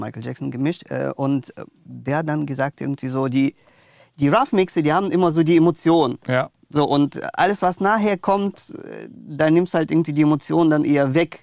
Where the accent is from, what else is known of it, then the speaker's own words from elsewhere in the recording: Moscow, Russia; now in Germany; also ich bin in Russland geboren, ja. also in Moskau aufgewachsen. Dann sind wir, sind wir mit der Familie äh, nach Deutschland gekommen